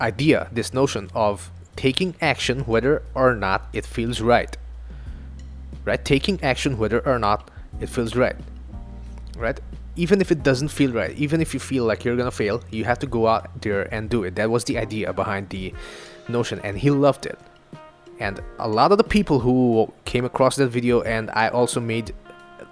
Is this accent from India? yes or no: yes; Northeast India, India; first language Assamese; English is a second language; English is not my first language. It's not even Hindi. It's from another part of India called Northeast India. And the language is called Assamese